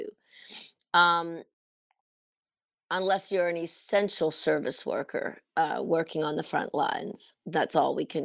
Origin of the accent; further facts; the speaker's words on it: Truro, Nova Scotia, Canada; my hometown here, Truro, Nova Scotia